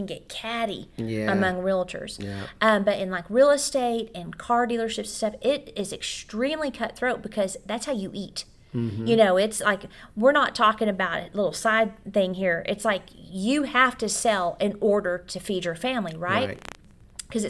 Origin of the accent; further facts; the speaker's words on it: Odessa, Texas, United States; also born or lived in Childress, Texas / Oklahoma; I'm from Odessa, Texas. And Childress, maybe some Oklahoma in there.